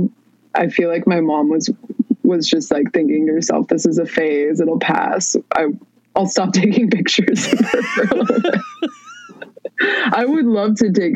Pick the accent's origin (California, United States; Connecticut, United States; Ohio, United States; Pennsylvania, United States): California, United States; Palo Alto; I grew up in the Bay Area in Palo Alto, California